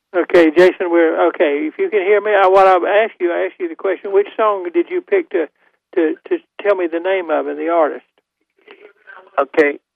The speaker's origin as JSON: {"language": "English", "town": "Goldsboro", "region": "North Carolina", "country": "United States", "also_born_or_lived": "Winston-Salem, North Carolina", "said": "I'm, from Goldsboro."}